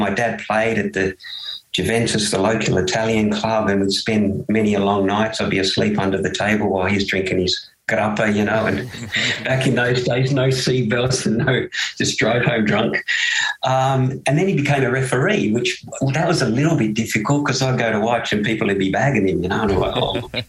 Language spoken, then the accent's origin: English; Tasmania, Australia; also born or lived in United Kingdom; I grew up in Tassie